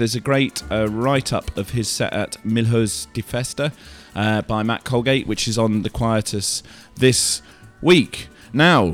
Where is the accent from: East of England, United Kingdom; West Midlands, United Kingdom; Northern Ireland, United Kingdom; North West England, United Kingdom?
East of England, United Kingdom; St Albans; where I grew up as a teenager called Jersey Farm